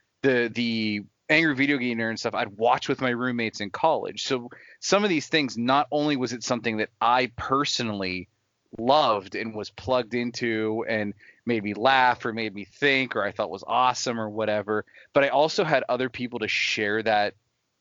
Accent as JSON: {"language": "English", "country": "United States", "tie": "born or raised there", "said": "I was born in America"}